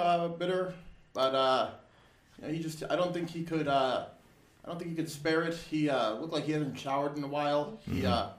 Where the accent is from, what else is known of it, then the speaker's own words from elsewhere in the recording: Chicago, Illinois, United States; Born and raised.